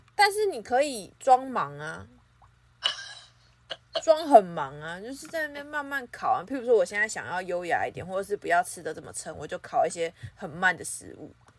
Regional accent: Taipei, Taiwan; 我们台北人

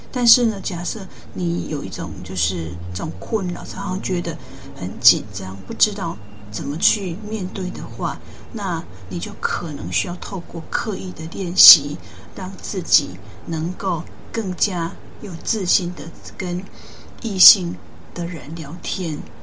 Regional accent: countryside in southern Taiwan, Taiwan; moved away as an adult; also born or lived in United Kingdom; 我自己小时候，在乡下长大，呃，爸爸妈妈把握过过多的好，我也没有太多机会去外面，世界。慢慢上的高中，呃，我自己界终于变得比较，哦，跨县市去读一个高中，所以我的，诶，视野也比较，呃，更辽阔。大学之后，在由南部上到北部

